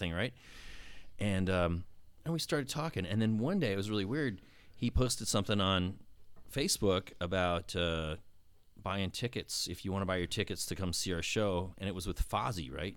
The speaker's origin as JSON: {"language": "English", "town": "West Palm Beach", "region": "Florida", "country": "United States", "tie": "born or raised there", "said": "Born and raised in West Palm Beach, Palm Beach County."}